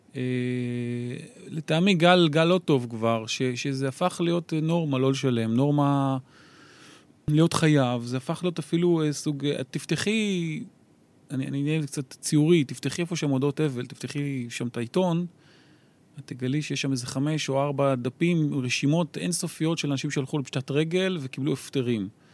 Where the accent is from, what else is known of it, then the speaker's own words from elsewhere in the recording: Kiryat Bialik, Haifa District, Israel; moved away; אני גדלתי ב-, בשכונה צור שלום קראו לזה, אה, עדיין קוראים לזה